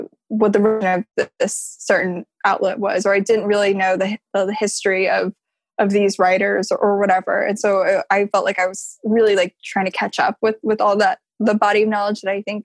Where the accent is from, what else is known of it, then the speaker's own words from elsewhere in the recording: Midwest, United States; moved away as an adult; also born or lived in Washington, D.C.; coming from that background where like English wasn't my first language, or it wasn't my only first language. And also just sort of, you know, coming from the Midwest